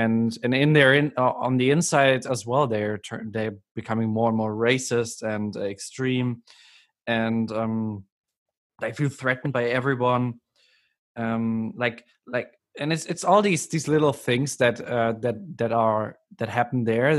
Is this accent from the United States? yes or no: no; Germany; I'm from Germany